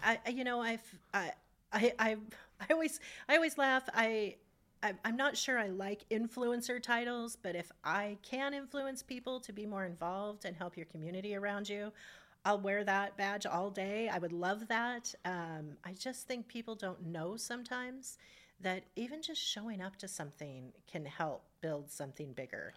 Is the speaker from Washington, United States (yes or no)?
yes; Spokane, Washington, United States; I grew up in Hilliard